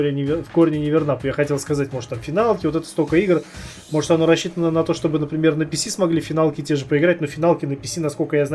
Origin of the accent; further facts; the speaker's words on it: Georgia; А, а, я грузи, а я грузин, меня тоже нельзя, тоже